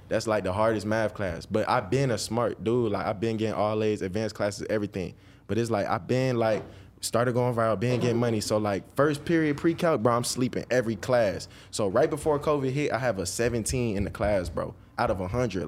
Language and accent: English; Dallas, Georgia, United States; I was born and raised in Georgia my whole life